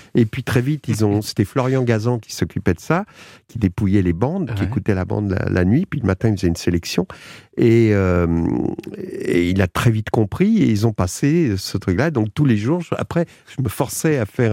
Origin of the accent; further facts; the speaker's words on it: Argenteuil, Île-de-France, France; je suis d'Argenteuil